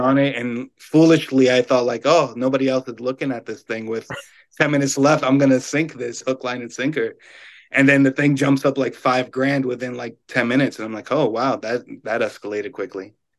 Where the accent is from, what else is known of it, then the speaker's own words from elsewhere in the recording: New York, United States; I'm a New Yorker